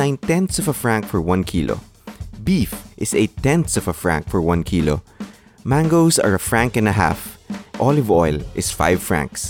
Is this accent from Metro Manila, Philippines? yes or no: yes; Pasig, Metro Manila, Philippines; my hometown Pasig